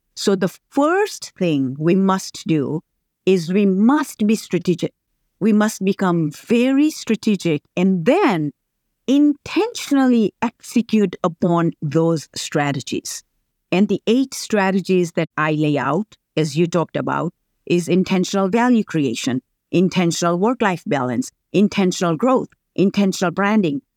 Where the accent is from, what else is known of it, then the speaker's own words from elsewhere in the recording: Tanzania; moved away; I grew up, very humble beginnings in Tanzania